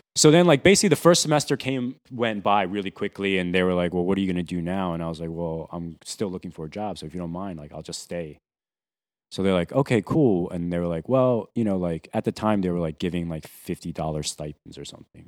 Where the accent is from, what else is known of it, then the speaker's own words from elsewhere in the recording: New Jersey, United States; moved away as an adult; also born or lived in Taiwan / Boston; now in New York, United States; originally from Taiwan, but I grew up mostly in New Jersey, South Jersey.